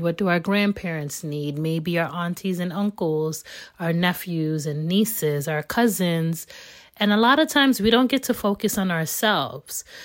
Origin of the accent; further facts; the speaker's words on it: United States; born and raised in America